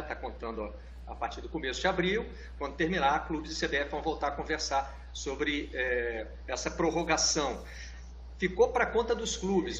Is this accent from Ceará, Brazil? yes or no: no; Juiz de Fora, Minas Gerais, Brazil; o Tupi de Juiz de Fora, lá da minha cidade